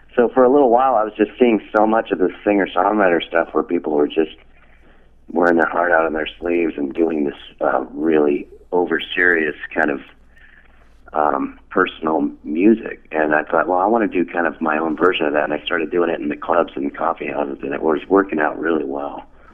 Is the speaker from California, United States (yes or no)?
yes; Los Angeles, California, United States; Yeah, I'm originally from I'm from Los Angeles.